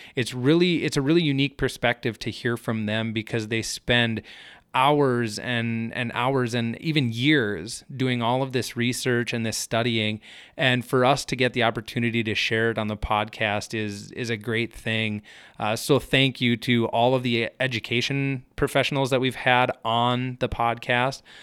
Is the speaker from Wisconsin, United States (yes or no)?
no; Hector, Minnesota, United States; moved away as an adult; now in Fargo-Moorhead area, United States; I grew up in Hector, Minnesota, which is a smaller town in south central Minnesota